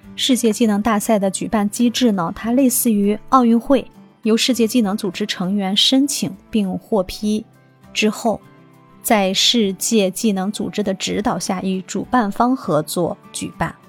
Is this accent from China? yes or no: yes; China; 展现着我们中国人民爱好和平